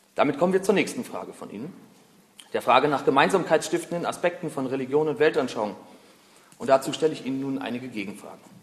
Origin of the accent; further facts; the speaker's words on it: Berlin, Germany; Ich bin 29 Jahre alt, bin Berliner